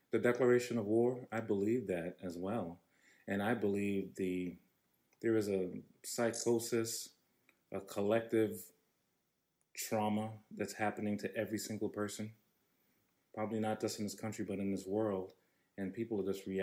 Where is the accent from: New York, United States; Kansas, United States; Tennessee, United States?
New York, United States; from New York